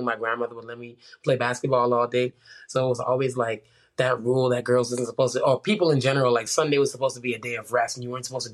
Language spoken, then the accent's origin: English; Bahamas; moved away; growing up in the Bahamas was amazing